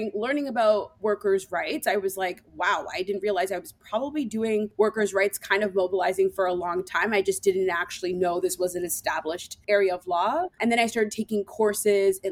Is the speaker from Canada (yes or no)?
yes; Toronto, Ontario, Canada; moved away as an adult; also born or lived in Ottawa, Canada; I am from Toronto, so it was a move actually to come to Ottawa